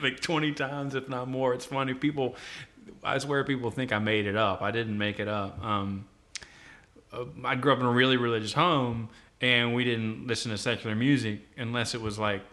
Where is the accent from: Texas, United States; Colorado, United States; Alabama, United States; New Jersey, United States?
Alabama, United States; Helena; also born or lived in Jackson, Mississippi / Maylene, Alabama; I grew up in Helena.